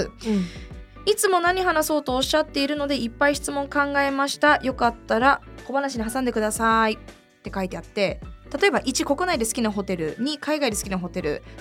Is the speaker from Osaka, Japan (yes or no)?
no; Tokyo, Japan; born there; はい、年齢は26歳になりました、はい、1997年7月7日東京都生まれ